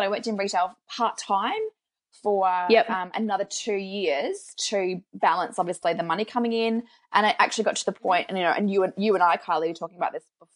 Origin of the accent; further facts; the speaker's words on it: Australia; now in New Zealand; I'm an Australian